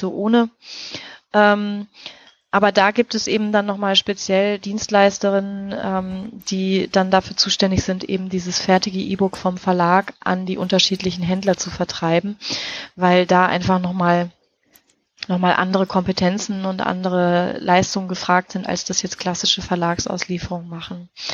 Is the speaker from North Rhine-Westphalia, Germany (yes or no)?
yes; North Rhine-Westphalia, Germany; accent: Westphalian; moved away; ich bin ja ursprünglich aus Nordrhein-Westfalen, beziehungsweise wirklich aus Westfalen und das R und das A, das ist bei uns, das ist unser großer Dialekt